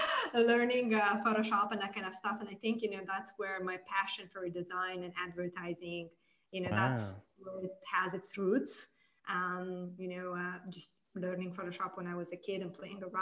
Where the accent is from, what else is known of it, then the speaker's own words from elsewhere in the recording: Moldova; I was born and raised in Republic of Moldova